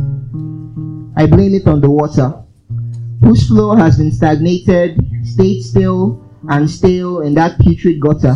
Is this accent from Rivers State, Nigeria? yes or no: yes; Port Harcourt, Rivers State, Nigeria; also born or lived in Umuahia / Aba; I grew up in Port Harcourt.